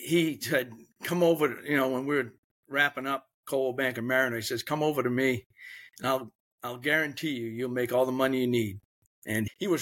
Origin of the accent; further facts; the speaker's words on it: Biddeford, Maine, United States; growing up in Biddeford Saco area